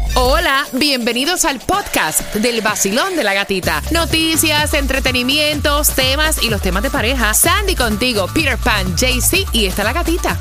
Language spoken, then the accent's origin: Spanish; Puerto Rico